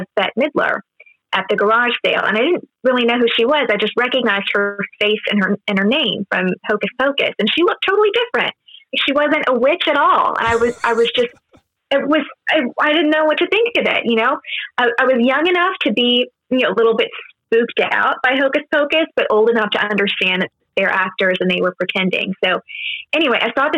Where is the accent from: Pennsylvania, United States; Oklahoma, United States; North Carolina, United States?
Oklahoma, United States; Owasso; moved away as an adult; now in Los Angeles, United States; I'm from Owosso, which is just right outside of Tulsa